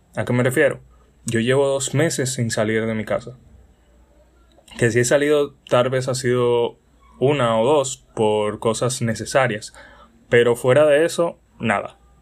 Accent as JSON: {"language": "Spanish", "country": "Dominican Republic", "said": "soy un simple joven dominicano"}